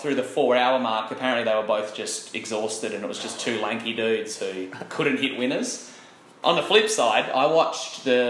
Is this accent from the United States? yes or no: no; Australia